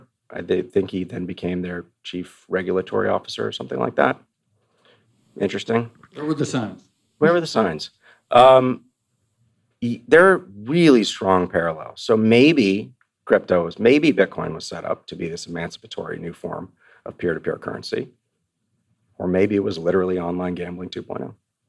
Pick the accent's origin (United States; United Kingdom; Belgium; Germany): United States; Austin, Texas; It's outside of my hometown of Austin, Rockdale, Texas.